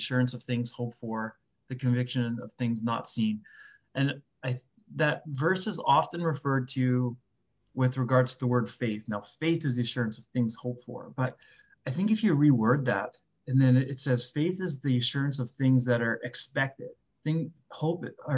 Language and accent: English; just outside of Winnipeg, Manitoba, Canada; moved away as an adult; I grew up just outside of Winnipeg here